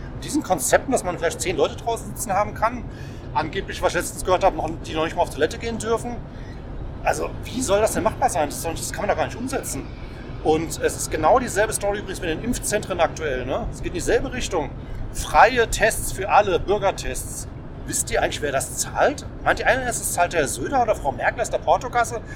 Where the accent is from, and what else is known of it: Germany